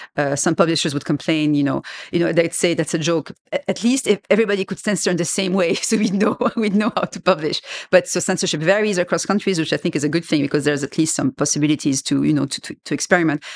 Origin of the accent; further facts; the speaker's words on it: Lebanon; first language French; English is a second language; moved away as an adult; also born or lived in France; I grew up in Lebanon